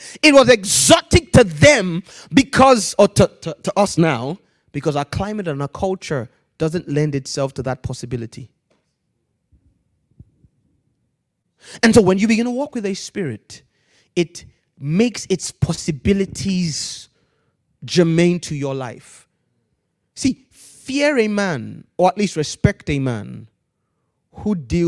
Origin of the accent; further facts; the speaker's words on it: Nigeria; moved away as an adult; now in United Kingdom; Growing up in Nigeria, I grew up in Nigeria.